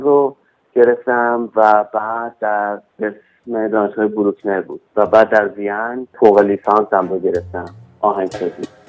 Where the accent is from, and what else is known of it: Iran